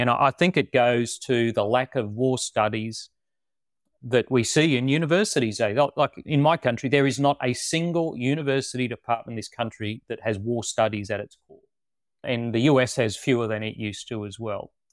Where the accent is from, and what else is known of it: Australia